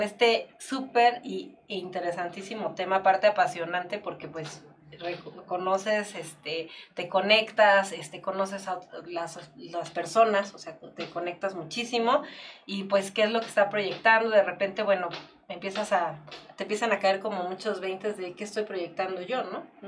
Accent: Mexico; Somos mexicanos

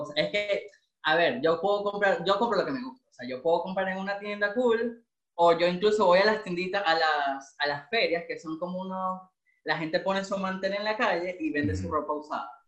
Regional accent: Maracaibo, Zulia, Venezuela; moved away as an adult; now in Santiago, Chile; yo soy maracucho

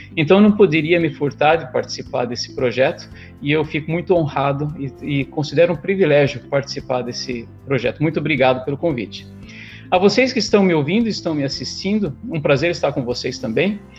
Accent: São Paulo, Brazil; moved away as an adult; now in Alpharetta, United States; Eu sou paulistano, sou paulista, sou paulistano, nasci na cidade de São Paulo. Ah, me criei na cidade de São Paulo

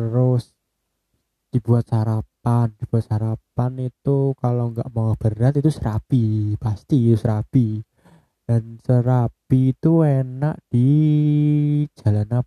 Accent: Bojonegoro, East Java, Indonesia; soalnya pecel itu kayak kultur di daerah saya ya di Bojonegoro sendiri untuk sarapan itu kayaknya paling pas itu pecel

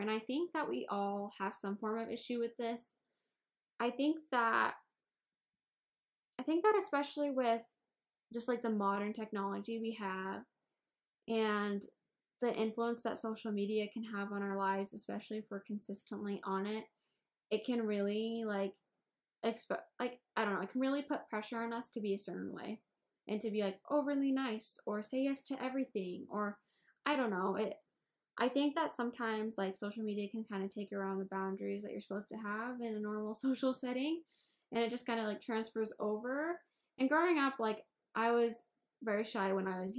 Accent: Indiana, United States; I'm from Indiana.

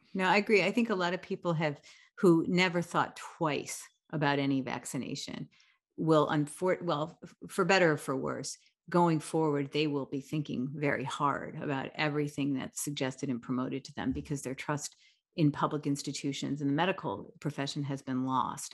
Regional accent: United States; as an American

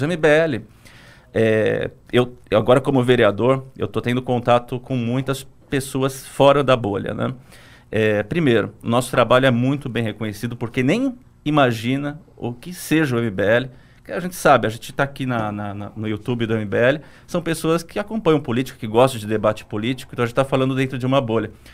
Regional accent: Santo André, São Paulo, Brazil; eu sou de Santo André

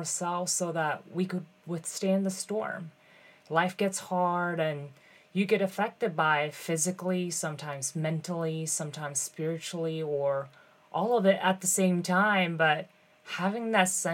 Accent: Mitaka, Tokyo, Japan; I was born and raised in this little town called Mitaka in Tokyo

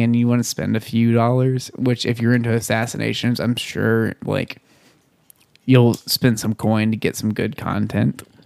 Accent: Bonham, Texas, United States; in my hometown of Bonham, Texas, Mm-hmm. I grew up hearing people pray to Daddy God

